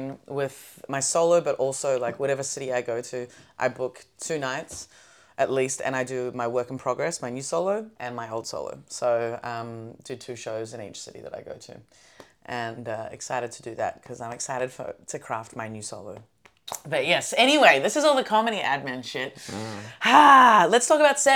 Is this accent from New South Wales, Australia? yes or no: no; Melbourne, Victoria, Australia; born or raised there; moved away